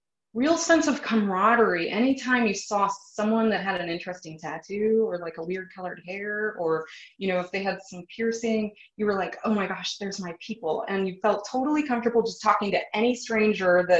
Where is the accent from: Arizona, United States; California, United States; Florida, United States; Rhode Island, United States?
Arizona, United States; Phoenix; moved away; growing up in Phoenix, Arizona